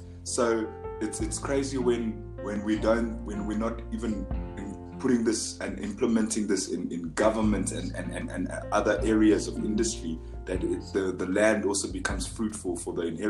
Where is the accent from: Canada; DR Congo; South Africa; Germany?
South Africa; moved away; also born or lived in United Kingdom; growing up in South Africa, it's the most racist country in the world. You know what I'm saying? I grew up in the UK in my young years, and I came here.